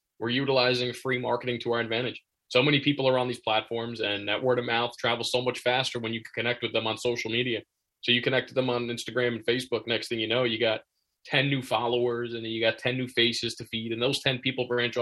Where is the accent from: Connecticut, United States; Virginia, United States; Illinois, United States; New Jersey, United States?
New Jersey, United States; Jackson; growing up in Jackson